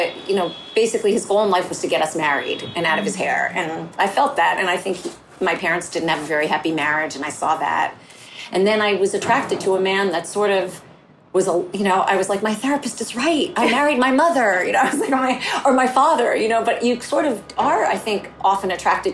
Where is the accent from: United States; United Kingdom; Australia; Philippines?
United States; northern New Jersey; also born or lived in Bronx, New York; I felt like an outsider kind of growing up. My family was Jewish and we lived in northern New Jersey. We're from the Bronx